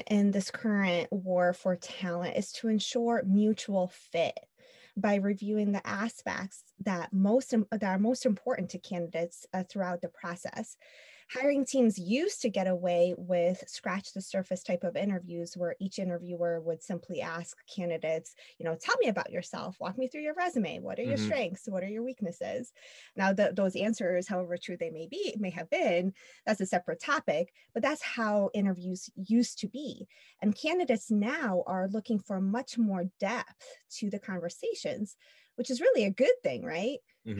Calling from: Long Beach, California, United States; I'm calling in from Long Beach, California.

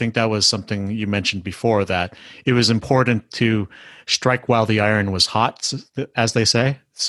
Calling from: Canada; I mean, I'm talking from Canada here

